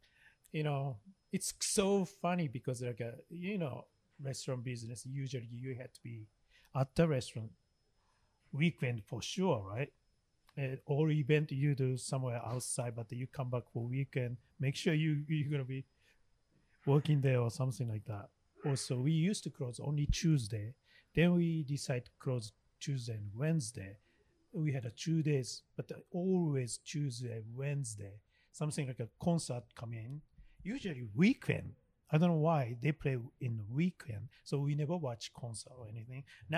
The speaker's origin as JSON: {"language": "English", "region": "Miyagi", "country": "Japan", "said": "That's I came from. Sho and I came from Miyagi Prefecture."}